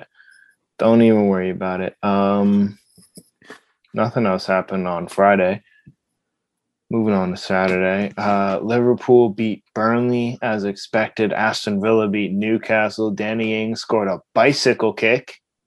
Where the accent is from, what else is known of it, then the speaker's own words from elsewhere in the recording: Jamaica; I'm Jamaican.